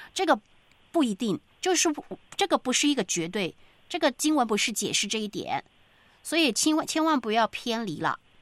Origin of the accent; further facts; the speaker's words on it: China; 对于我们中国人来说，这个礼拜很，呃，这个忙碌